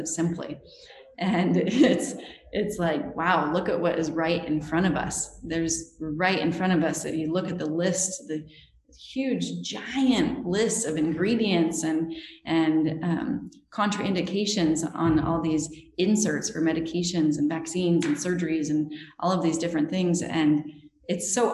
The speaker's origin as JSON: {"language": "English", "region": "Utah", "country": "United States", "tie": "born or raised there", "said": "I grew up in Utah, which is a really, really LDS state"}